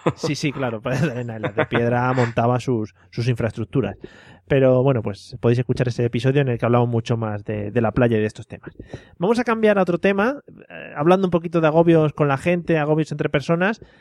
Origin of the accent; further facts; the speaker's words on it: Community of Madrid, Spain; los de Madrid siempre llevamos